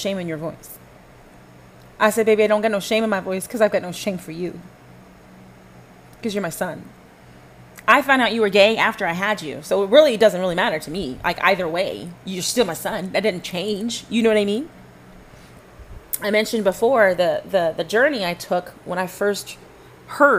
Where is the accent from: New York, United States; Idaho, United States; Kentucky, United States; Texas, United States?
Texas, United States; Dallas-Fort Worth area; also born or lived in Panama / Flower Mound, Texas; I grew up here in the Dallas-Fort Worth area.